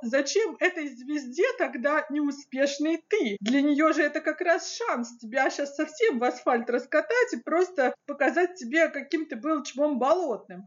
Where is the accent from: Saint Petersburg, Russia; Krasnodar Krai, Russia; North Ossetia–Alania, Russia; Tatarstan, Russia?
Krasnodar Krai, Russia; я сама из Краснодарского края